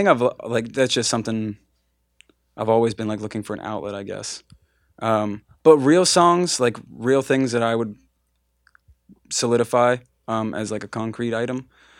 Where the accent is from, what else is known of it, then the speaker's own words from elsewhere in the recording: Altoona, Pennsylvania, United States; At this time we were still living 2 hours away. Like we weren't, we grew up in Altoona, Bedford area.